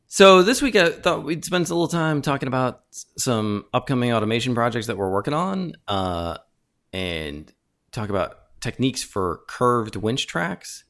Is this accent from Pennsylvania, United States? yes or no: no; Chicago, Illinois, United States; moved away as an adult; also born or lived in Ithaca / San Diego; born and raised in Chicago